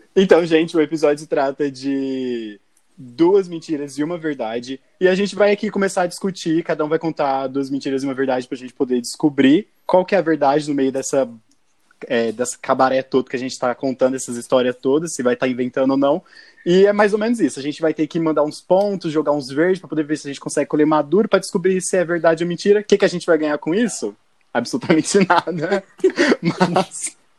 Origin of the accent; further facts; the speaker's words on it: interior of São Paulo, Brazil; now in Ribeirão Preto, Brazil; Nós somos daqui do interior de São Paulo